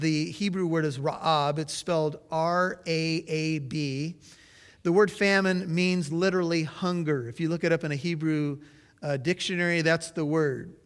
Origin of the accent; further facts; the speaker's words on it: United States; as an American